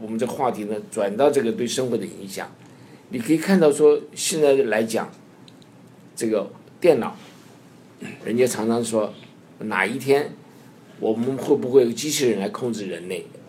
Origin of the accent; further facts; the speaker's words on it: China; 我还另外想到一个，我们中国人很喜欢算命